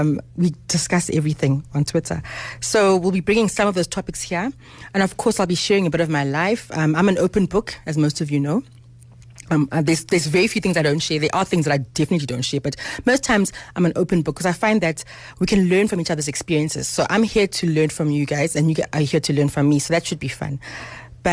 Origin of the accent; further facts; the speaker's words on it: Harare, Zimbabwe; now in South Africa; I was born in Harare in Zimbabwe in 1976.